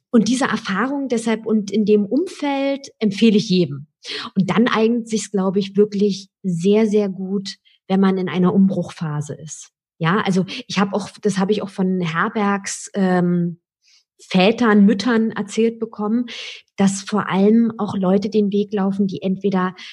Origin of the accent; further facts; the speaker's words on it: Berlin, Germany; raus aus der großen Stadt Berlin ich bin Berlinerin und äh, war immer ein Fan von der, von der Hauptstadt